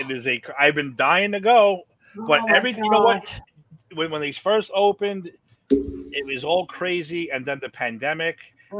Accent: New York, United States; I came from New York. I'm doing this ride.

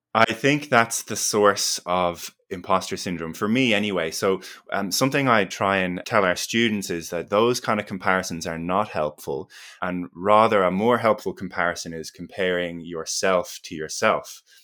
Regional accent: Ireland; accent: Irish; moved away as an adult; also born or lived in Melbourne, Australia; now in Australia; I grew up in Ireland and did my undergraduate in exercise

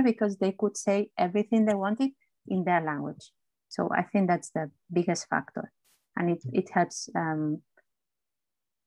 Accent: Barcelona, Catalonia, Spain; English is a second language; moved away as an adult; also born or lived in London, United Kingdom; now in United Kingdom; I was born in Barcelona.

